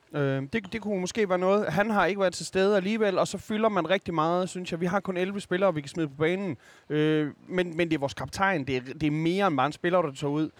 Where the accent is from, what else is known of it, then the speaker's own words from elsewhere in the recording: Skanderborg, Central Denmark Region, Denmark; som vokset op i Skanderborg